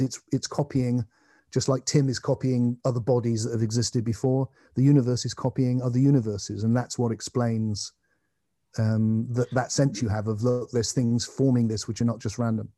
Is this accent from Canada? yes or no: no; England, United Kingdom; I'm an English man